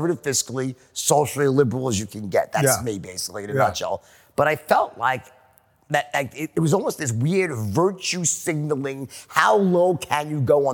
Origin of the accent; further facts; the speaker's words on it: Long Island, New York, United States; moved away as an adult; also born or lived in Los Angeles; now in Miami, United States; we come from Long Island